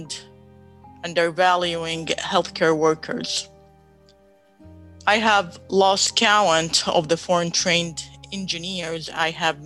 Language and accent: English; Baghdad, Baghdad Governorate, Iraq; moved away as an adult; also born or lived in Texas; now in United States; I grew up in Baghdad, Iraq